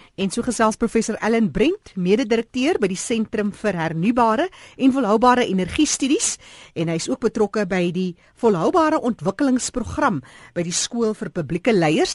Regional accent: South Africa; ons as Suid-Afrikaners

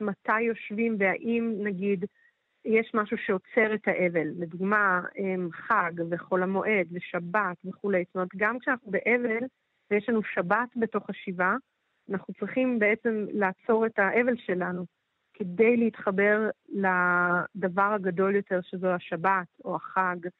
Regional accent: Jerusalem, Jerusalem District, Israel

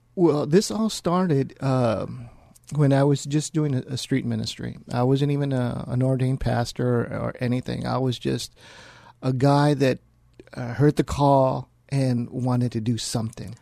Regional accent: San Antonio, Texas, United States; born and raised here in San Antonio. Uh, I was raised here on the west side of San Antonio

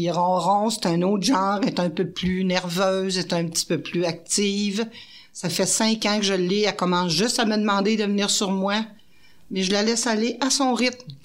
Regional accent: Quebec, Canada; Moi, je suis une Québécoise, mais j'ai pas de racines.

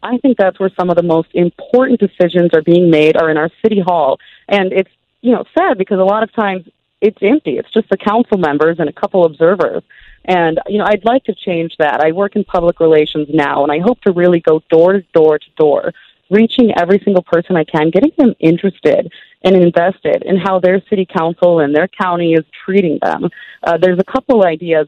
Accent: Twin Cities, Minnesota, United States; I grew up in the Twin Cities

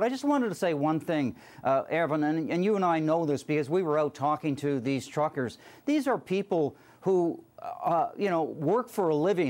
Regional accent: Canada; I'm concerned as a Canadian

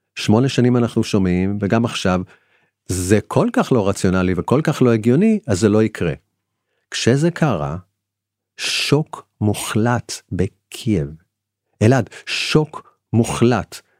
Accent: Israel

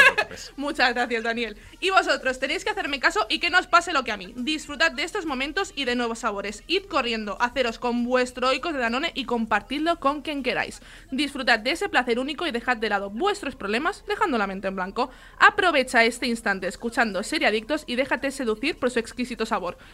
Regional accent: Gavà, Catalonia, Spain; que aparte es paisana, es de mi pueblo, de Gabá

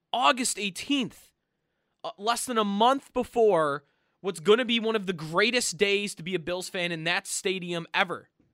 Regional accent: Orchard Park, New York, United States; I am from Orchard Park. I grew up walking distance from the stadium.

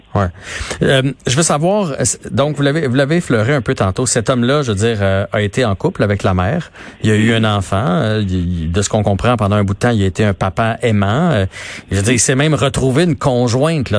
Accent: Quebec, Canada; tous en tant que Québécois

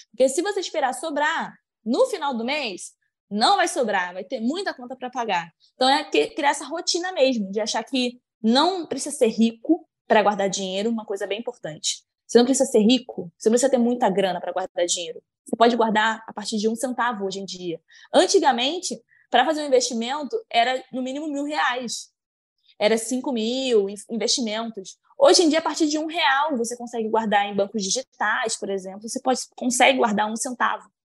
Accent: Maranguape, Ceará, Brazil; tenho 26 anos e sou de Maranguape, Ceará.

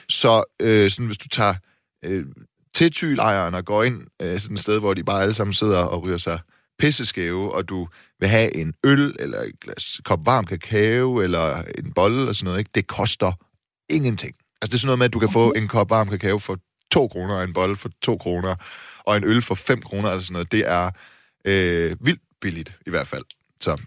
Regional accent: Silkeborg, Central Denmark Region, Denmark; now in Copenhagen, Denmark; Silkeborg, min hjemby

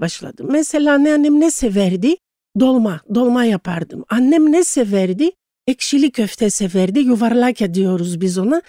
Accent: Istanbul, Turkey; moved away as an adult; also born or lived in Thessaloniki, Greece; İstanbul doğumluyum. Hı-hı. Boğaziçi, Kandilli'de çok güzel bir evde, sevgi dolu bir ailede e, doğdum.

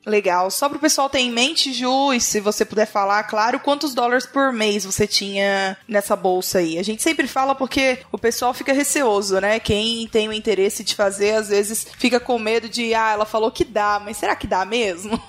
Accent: Pará, Brazil; also born or lived in United States; Do Pará

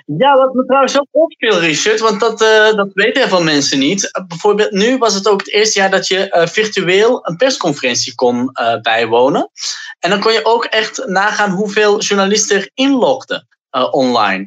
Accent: Antwerp, Flanders, Belgium; dat is ook mijn geboortestad

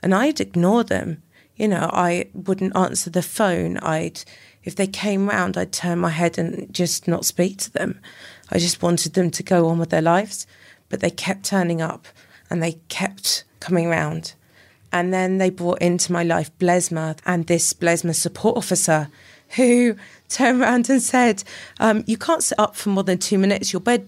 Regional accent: Llanelli, Wales, United Kingdom; Brought up in Llanelli.

